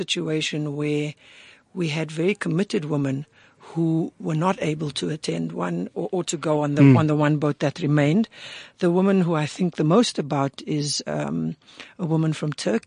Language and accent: English; Cape Town, Western Cape, South Africa; I grew up in the Cape Flats, in Cape Town